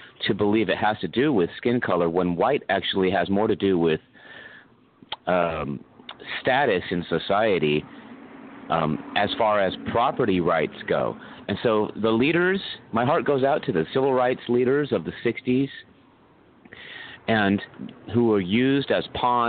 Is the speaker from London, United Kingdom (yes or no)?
no; Scotland, United Kingdom; But you have to remember that you can't, I'm not white because I'm Scottish.